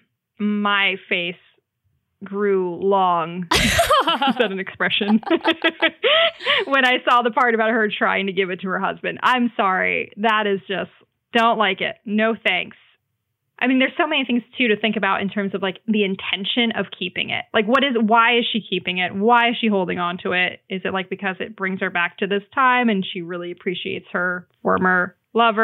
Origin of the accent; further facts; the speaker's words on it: New Jersey, United States; moved away; I just went home to where I grew up in New Jersey to visit my mom for Mother's Day.